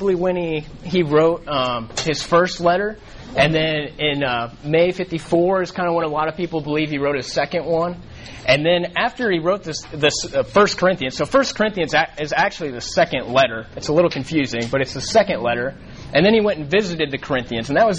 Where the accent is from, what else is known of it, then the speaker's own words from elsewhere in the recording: Colorado, United States; moved away as an adult; now in Dallas, United States; I grew up in Colorado